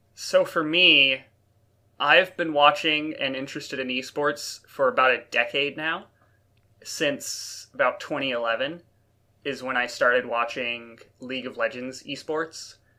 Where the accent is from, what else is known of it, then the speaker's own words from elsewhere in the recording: North Carolina, United States; now in Nova Scotia, Canada; I'm from North Carolina